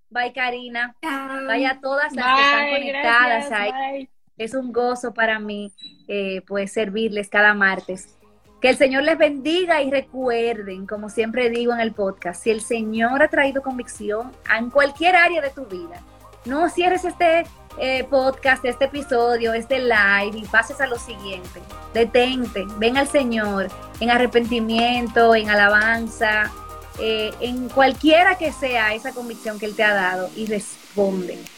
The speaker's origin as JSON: {"language": "Spanish", "country": "Peru", "said": "De Perú."}